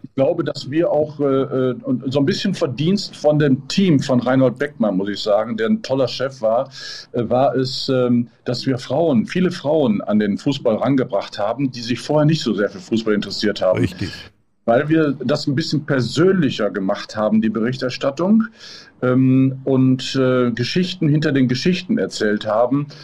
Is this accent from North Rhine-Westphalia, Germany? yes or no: yes; Gelsenkirchen, North Rhine-Westphalia, Germany; now in Mallorca, Spain; Als gebürtiger Gelsenkirchener